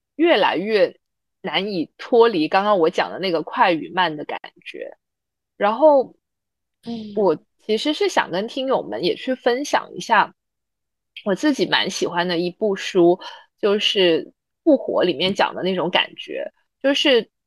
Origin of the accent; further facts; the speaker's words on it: Zhuhai, Guangdong, China; 我小时候在珠海生活